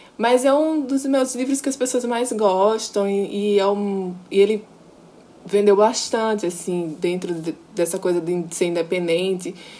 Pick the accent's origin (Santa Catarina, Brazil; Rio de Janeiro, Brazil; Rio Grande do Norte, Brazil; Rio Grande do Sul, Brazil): Rio Grande do Norte, Brazil; Natal; eu sou potiguar, nasci, me criei em Natal